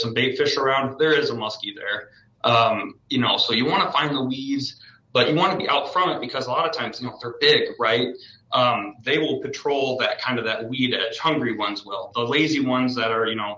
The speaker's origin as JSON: {"language": "English", "region": "Iowa", "country": "United States", "said": "I'm from Iowa"}